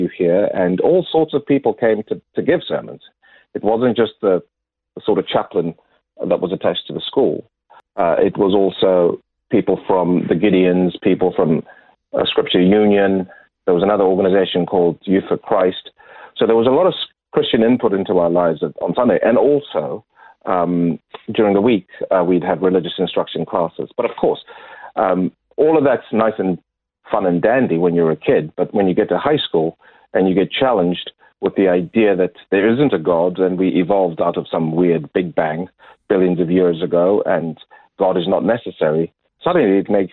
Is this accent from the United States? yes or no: no; Zimbabwe; moved away as an adult; also born or lived in Lusaka, Zambia / Kenya; now in Adelaide, Australia; I grew up in Zimbabwe